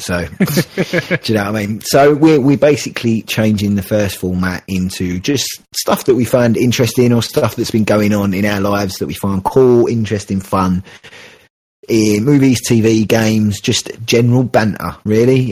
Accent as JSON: {"language": "English", "region": "England", "country": "United Kingdom", "said": "I'm a terrible Englishman"}